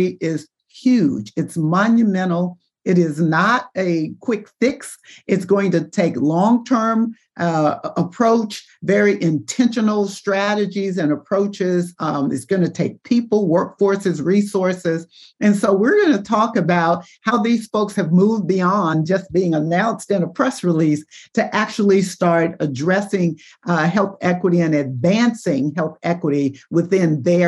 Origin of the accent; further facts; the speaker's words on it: Chicago, Illinois, United States; I am from Chicago